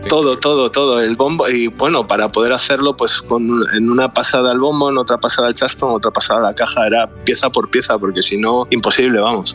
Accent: Gijón, Asturias, Spain; De Gijón

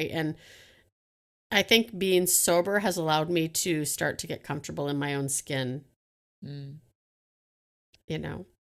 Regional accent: Canada; I love to flirt. I'm friendly. I'm, I'm Canadian. I think that helps.

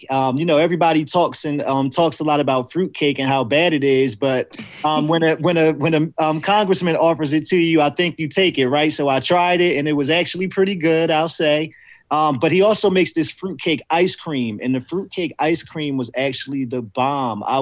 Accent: St. Mary's County, Southern Maryland, United States; Maryland, Southern Maryland, St. Mary's County. yep, right in Southern Maryland.

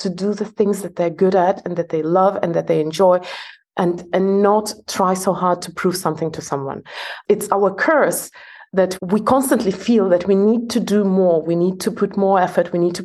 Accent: Belarus; English is a second language; also born or lived in Estonia / Norway / Scotland / New York, United States; now in Malaysia; I was born in Soviet Union and raised in Soviet Union

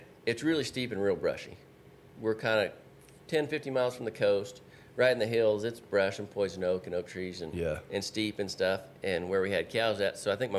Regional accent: California, United States

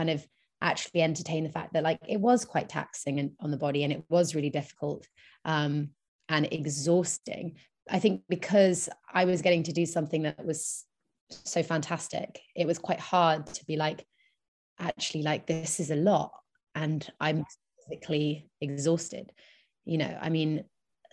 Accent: England, United Kingdom; moved away as an adult; now in New York, United States; I'm born in England

